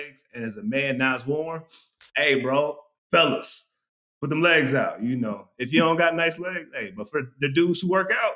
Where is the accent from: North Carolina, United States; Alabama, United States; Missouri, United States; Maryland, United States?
North Carolina, United States; Raleigh; I'm from Raleigh